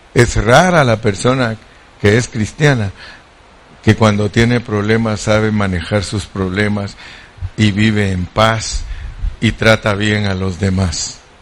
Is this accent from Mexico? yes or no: yes; Mexico; como buen mexicano